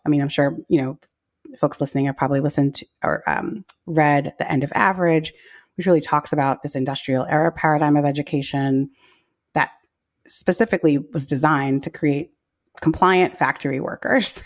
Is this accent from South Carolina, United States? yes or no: no; New York City, New York, United States; I grew up in New York City public schools in the eighties and nineties